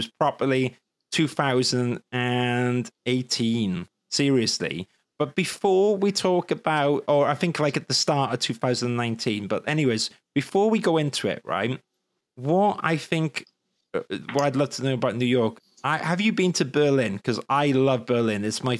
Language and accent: English; Wales, United Kingdom; But being Welsh was brilliant because everyone up north bloody loved me.